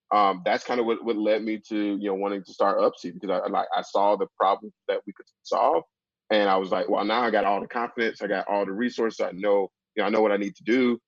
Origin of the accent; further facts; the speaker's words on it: Decatur, Georgia, United States; moved away as an adult; also born or lived in Kansas; I'm from Decatur, Georgia, which is about 10, 15 minutes outside of Atlanta. Grew up there